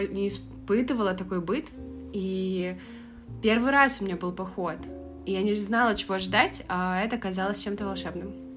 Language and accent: Russian; Russia; все очень легко и классно принимали нас и из России